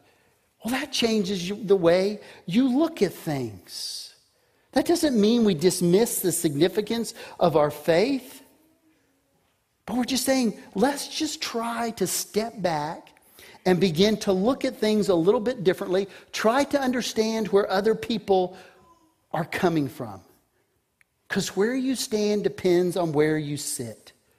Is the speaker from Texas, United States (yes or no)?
yes; Texas, United States; I grew up in the 60s. I grew up on Air Force bases and in West Texas. That was my upbringing.